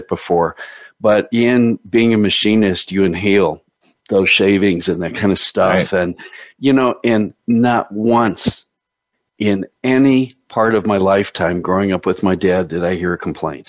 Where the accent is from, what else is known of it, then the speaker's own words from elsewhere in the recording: Chicago, Illinois, United States; I grew up in Chicago